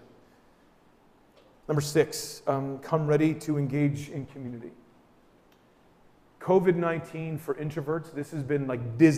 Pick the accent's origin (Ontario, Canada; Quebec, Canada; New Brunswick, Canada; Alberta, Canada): New Brunswick, Canada; We're from New Brunswick